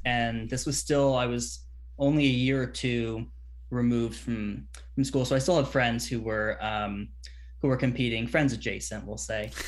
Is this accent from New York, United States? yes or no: no; Bay Area, California, United States; I grew up in the Bay Area, um, about ten minute drive from the Stanford campus